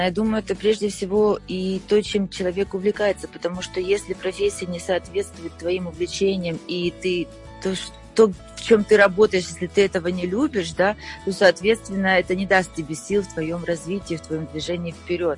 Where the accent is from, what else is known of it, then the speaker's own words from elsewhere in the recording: Ukraine; moved away as an adult; now in Austria; Я родилась в Украине